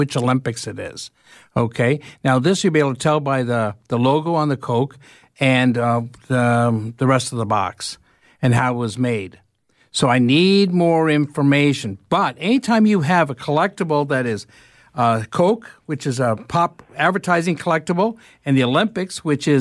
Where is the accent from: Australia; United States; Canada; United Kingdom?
Canada; Toronto, Ontario; my hometown of Etobicoke